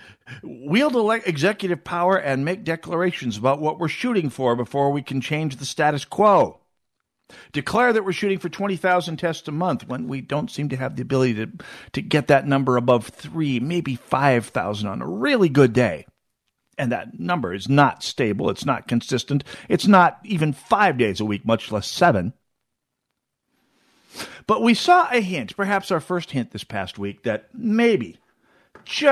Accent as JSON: {"language": "English", "region": "North Dakota", "country": "United States", "tie": "born or raised there", "moved": "yes", "lives_now": "Minnesota, United States", "said": "my home state of North Dakota"}